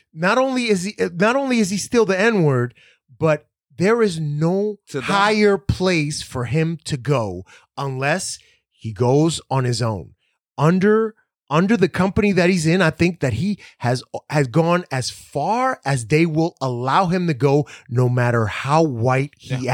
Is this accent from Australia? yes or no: no; Dominican Republic; I'm from the Dominican Republic. I'm white.